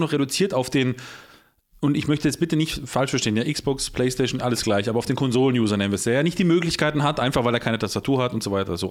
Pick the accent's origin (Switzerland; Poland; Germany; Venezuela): Poland; ich bin selber Pole